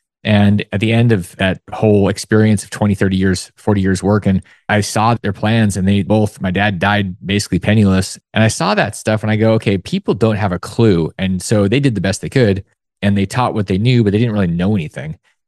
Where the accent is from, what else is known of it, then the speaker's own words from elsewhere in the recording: Alaska, United States; growing up in Alaska